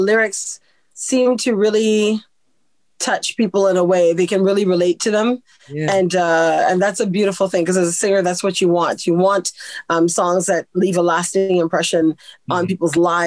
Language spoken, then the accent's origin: English; Canada; I'm born and raised in Canada. My parents are Caribbean